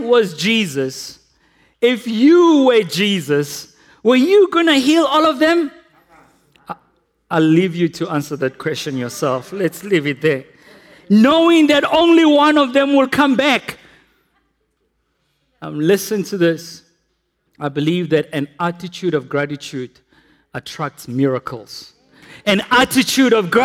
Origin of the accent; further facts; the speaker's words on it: South Africa; We repent as South Africans